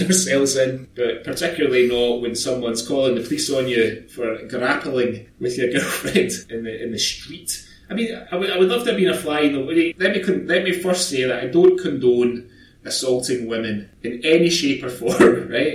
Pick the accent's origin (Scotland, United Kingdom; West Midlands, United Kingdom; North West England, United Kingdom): Scotland, United Kingdom; moved away as an adult; also born or lived in Aberdeenshire; I'm Scottish